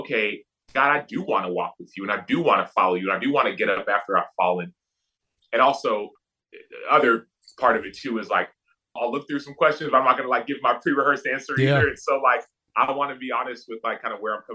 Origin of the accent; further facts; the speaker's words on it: Dallas, Texas, United States; I grew up in Dallas, right? In Texas